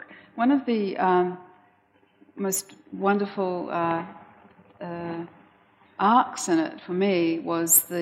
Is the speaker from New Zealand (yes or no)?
yes; New Zealand; us as mostly New Zealanders